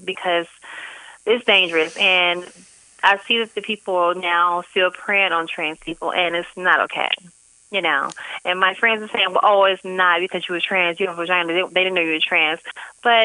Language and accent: English; St. Louis, Missouri, United States; moved away; St. Louis, my hometown